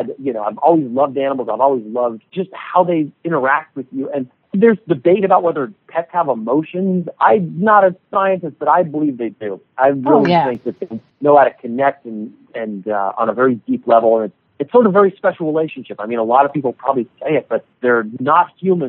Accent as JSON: {"language": "English", "town": "San Ramon", "region": "California", "country": "United States", "tie": "born or raised there", "lives_now": "San Diego, United States", "said": "In the Bay Area, a city called San Ramon, California"}